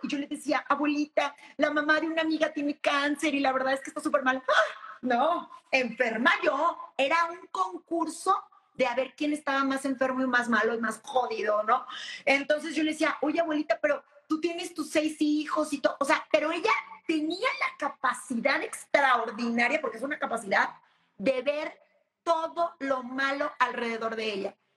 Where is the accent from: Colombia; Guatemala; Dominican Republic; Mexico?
Mexico; como mexicanos